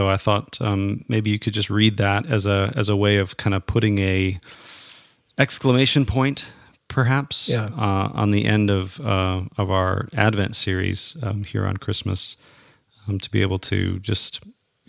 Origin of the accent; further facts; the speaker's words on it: Minnesota, United States; moved away; I grew up in the Midwest in Minnesota